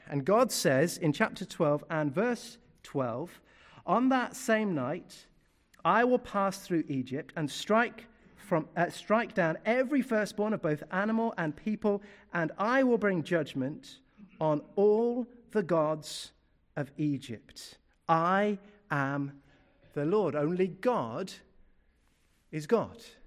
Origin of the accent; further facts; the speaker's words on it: United Kingdom; I'm British through and through